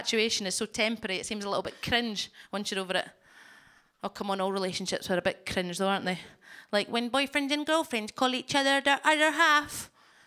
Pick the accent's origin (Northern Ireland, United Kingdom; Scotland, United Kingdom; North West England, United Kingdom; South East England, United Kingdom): Scotland, United Kingdom; I'm Scottish.